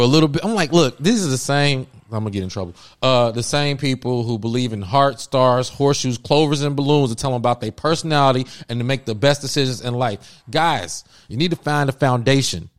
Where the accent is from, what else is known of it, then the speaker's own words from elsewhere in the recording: Cincinnati, Ohio, United States; moved away as an adult; now in Los Angeles, United States; I'm from Cincinnati, Ohio. I moved to uh, L.A. Shoot, that was ten years ago